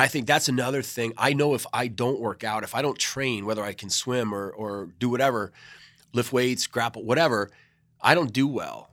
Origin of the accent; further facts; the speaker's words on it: New York City, New York, United States; moved away as an adult; also born or lived in North Carolina; now in Outer Banks, North Carolina, United States; I was born and raised in New York City